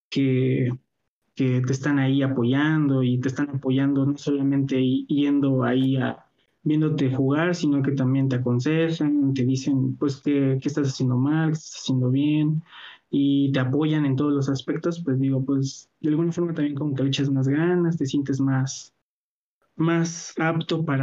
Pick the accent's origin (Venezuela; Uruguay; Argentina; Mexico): Mexico; Este, y, y sí, sí, pues sí, puro mexicano, qué mano.